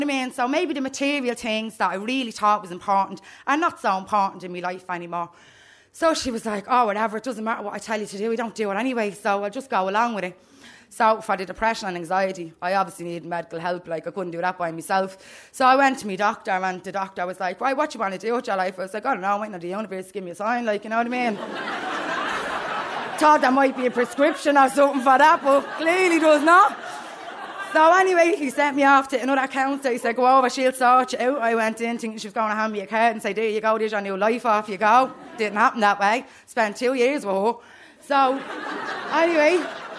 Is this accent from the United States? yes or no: no; Dublin, Leinster, Ireland; also born or lived in Darndale; I'm from Coolock